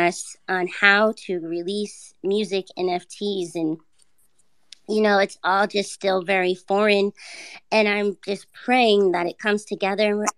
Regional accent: Los Angeles, California, United States; now in Northern California, United States; I'm from Los Angeles, so I am a Los Angeles native and currently living in Northern California

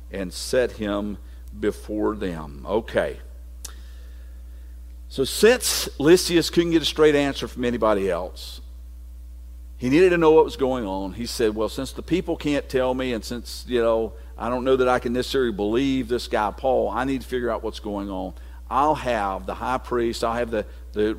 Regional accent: United States; I'm a citizen of the United States is because I was born here

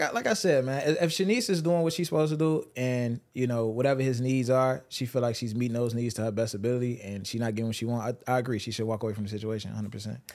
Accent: Chicago, Illinois, United States; I'm from Chicago.

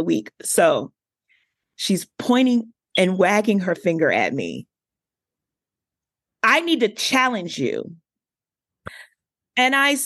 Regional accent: Washington, District of Columbia, United States; I'm from Southeast DC

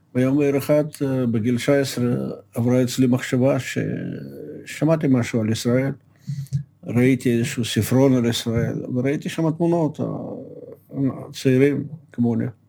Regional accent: Moscow, Russia; moved away as an adult; now in Israel; נולדתי במושקו

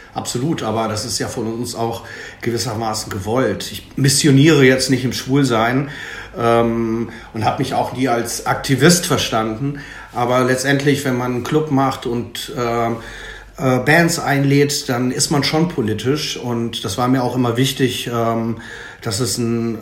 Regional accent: Ruhr area, North Rhine-Westphalia, Germany; Ich komme jetzt hier aus dem Ruhrgebiet

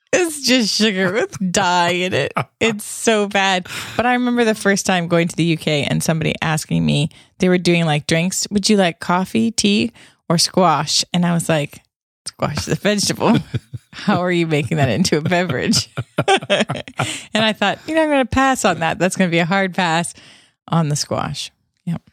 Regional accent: Canada; it's also a Canadian thing. I mean, I sold Girl Guide cookies when I was a kid

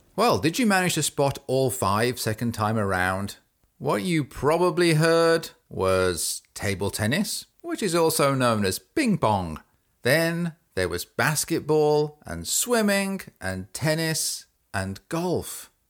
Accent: England, United Kingdom; now in United States; I grew up in England, and I now live in the United States.

